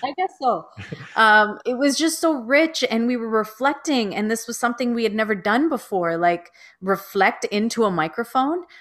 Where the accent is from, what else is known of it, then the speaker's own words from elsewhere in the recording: Toronto, Ontario, Canada; I was born and raised in Toronto, Ontario, Canada